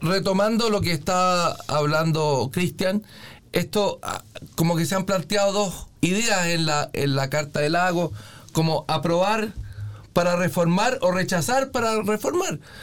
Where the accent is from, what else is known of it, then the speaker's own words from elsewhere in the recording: Chile; cualquier ciudadano como yo, chileno, con apellido mestizo